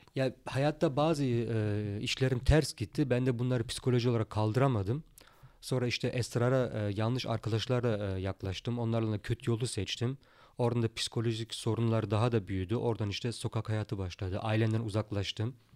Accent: Germany; also born or lived in Turkey; burada doğup büyüdük.

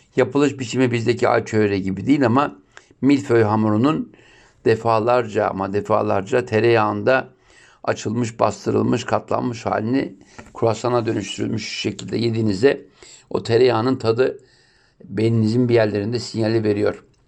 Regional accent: Turkey

